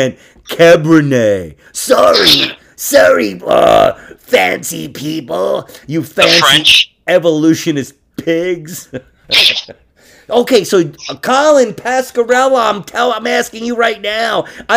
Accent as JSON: {"language": "English", "town": "New York City", "region": "New York", "country": "United States", "tie": "born or raised there", "said": "I was in Queens, dude. Fucking 10th Street"}